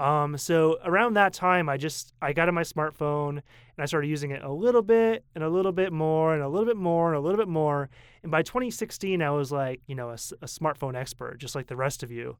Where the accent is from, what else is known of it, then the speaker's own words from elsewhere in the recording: Portland, Maine, United States; moved away as an adult; now in Taipei, Taiwan; I come from Maine, and I come from a city of Portland, Maine, the biggest city, which is only seventy thousand